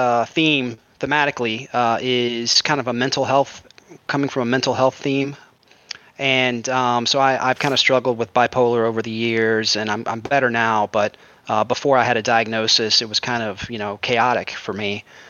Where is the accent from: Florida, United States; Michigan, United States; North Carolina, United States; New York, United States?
Florida, United States; Jacksonville; Jacksonville, Florida.